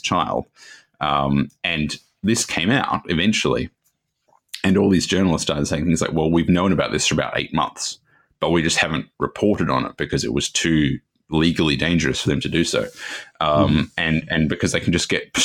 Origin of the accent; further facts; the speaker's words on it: Australia; I'm Australian